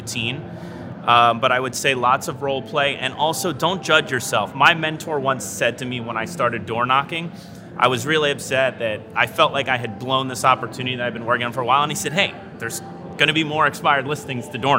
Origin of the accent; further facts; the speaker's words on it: Main Line, Pennsylvania, United States; now in Beverly Hills, United States; I'm from the main line, and I kept my Blue Blazer roots.